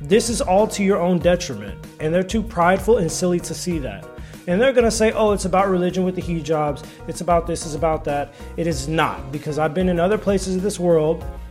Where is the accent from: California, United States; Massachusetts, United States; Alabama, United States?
California, United States; Los Angeles; also born or lived in China; I am American. I'm from Los Angeles as well